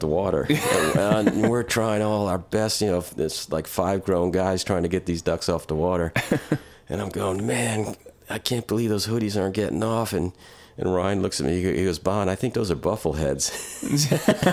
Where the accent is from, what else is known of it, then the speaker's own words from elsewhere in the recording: Germany; now in North Carolina, United States; I'm half German, so I was born in Germany. Yeah. Yeah. And, you know, grew up on with my uncles on a farm kind of thing